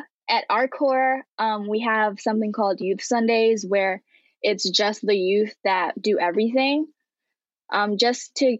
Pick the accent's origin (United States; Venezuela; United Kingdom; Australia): United States; New York; I was born and raised in Long Island. I am bilingual, English and Haitian Creole, and yeah.